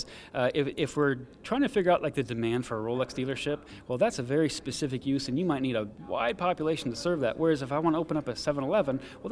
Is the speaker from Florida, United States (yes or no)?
yes; Southwest Florida, United States; I'm from Southwest Florida